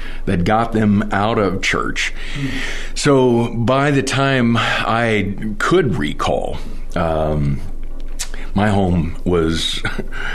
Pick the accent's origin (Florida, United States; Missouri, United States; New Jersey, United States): Florida, United States; Miami; now in Douglasville, United States; I grew up in Miami, Florida